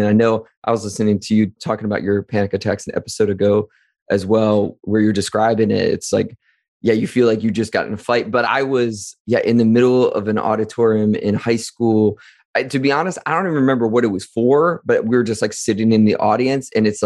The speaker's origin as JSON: {"language": "English", "town": "Wadsworth", "region": "Ohio", "country": "United States", "tie": "born or raised there", "said": "growing up in Wadsworth, Ohio in the late 90s, early 2000s"}